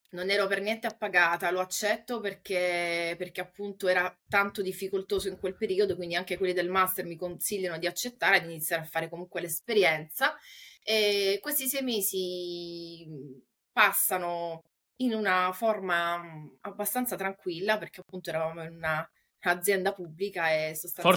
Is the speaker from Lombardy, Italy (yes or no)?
no; Taranto, Apulia, Italy; now in Rome, Italy; sono nata in Puglia, eh, nello specifico a Taranto e attualmente risiedo a Roma